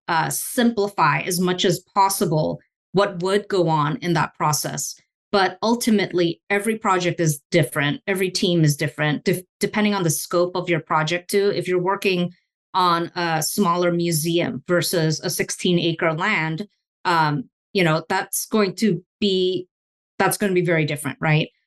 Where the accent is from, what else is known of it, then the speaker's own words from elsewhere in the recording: Singapore; moved away as an adult; also born or lived in Indonesia; now in United States; I was born in Indonesia and I grew up in Singapore.